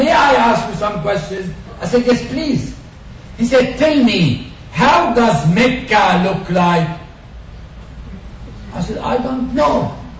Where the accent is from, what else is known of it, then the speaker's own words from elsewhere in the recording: Palestine; first language Arabic; English is a second language; And I am a Palestinian Arab, which means my mother language is not English. It is this easy to learn Arabic language.